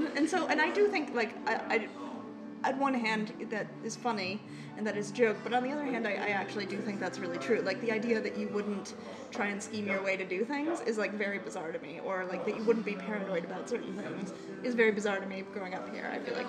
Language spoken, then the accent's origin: English; Chicago, Illinois, United States; also born or lived in West Coast / East Coast / Champaign; Because I grew up here in Chicago, though I have lived on the West Coast and the East Coast.